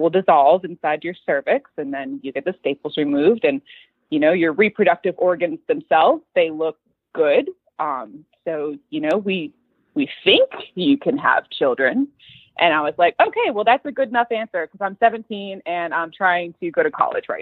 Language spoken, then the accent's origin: English; Florida, United States; moved away as an adult; now in Dallas, United States; So we are from Florida, my husband, Michael, and I, currently living in Dallas, Texas